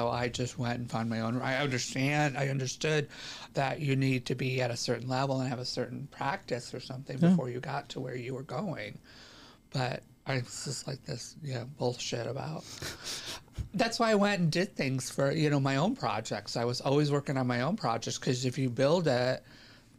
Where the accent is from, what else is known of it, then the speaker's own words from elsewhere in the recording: upstate New York, United States; also born or lived in Rochester, New York; now in Los Angeles, United States; I was born in upstate New York, but I lived the majority of my life in New York City, between New York City and Rochester, New York area